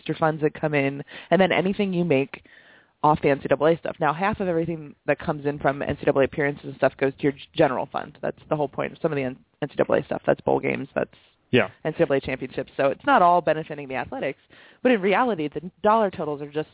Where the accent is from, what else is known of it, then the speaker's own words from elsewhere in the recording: Pennsylvania, United States; I'm from Pennsylvania